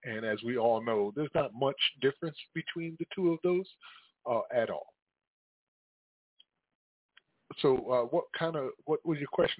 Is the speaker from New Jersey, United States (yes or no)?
yes; Paterson, New Jersey, United States; also born or lived in Manhattan, New York; I grew up in Paterson, New Jersey myself, and New York was considered our sister state.